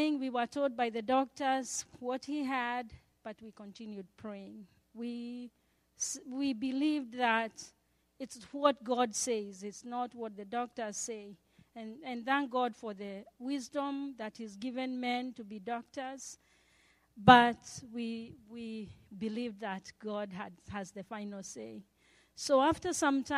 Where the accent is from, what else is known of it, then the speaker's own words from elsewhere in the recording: Kenya; moved away; I had to leave school in March and go home to Kenya. My home country is Kenya